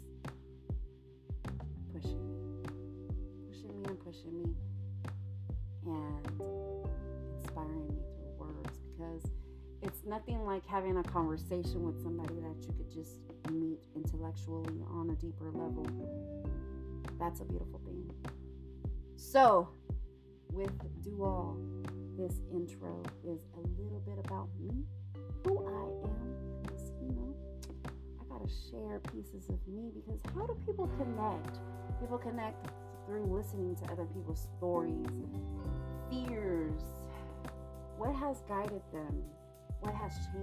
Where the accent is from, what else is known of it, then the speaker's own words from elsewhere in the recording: Sacramento, California, United States; also born or lived in Mexico; I grew up in Sacramento, California, so I am a California Mexican